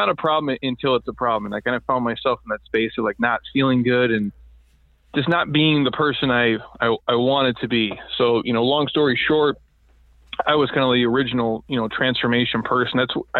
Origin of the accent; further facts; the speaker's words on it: Midwest, United States; I grew up in the Midwest, and you graduate and you're kind of in that stage of like you're not sure, what to do.